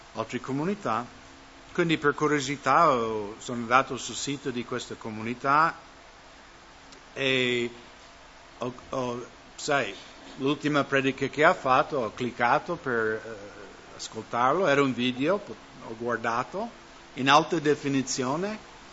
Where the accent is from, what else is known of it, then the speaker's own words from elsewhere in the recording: United States; now in Italy; nel mio paese, Stati Uniti